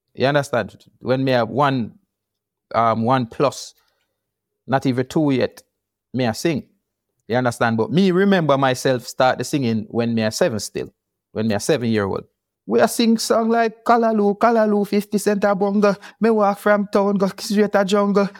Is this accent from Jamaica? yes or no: yes; Kingston, Jamaica; also born or lived in Portland, Jamaica; moved to, um, Kingston from Portland at one year old